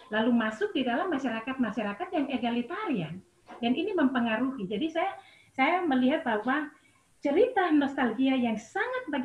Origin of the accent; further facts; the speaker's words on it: Biak, Papua, Indonesia; Misalnya saya dari Biak, suara perempuan itu ada, ya.